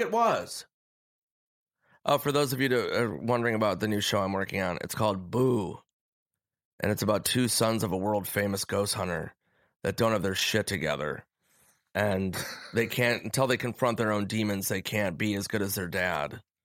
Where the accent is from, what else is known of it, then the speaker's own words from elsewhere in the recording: Minnesota, United States; moved away as an adult; also born or lived in New York; I was nineteen from Minnesota